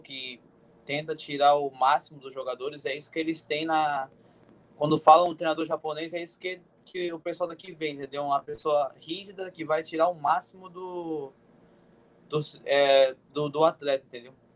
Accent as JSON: {"language": "Portuguese", "town": "Cotia", "region": "São Paulo", "country": "Brazil", "also_born_or_lived": "Goiás", "moved": "as an adult", "said": "eu morava em Cotia"}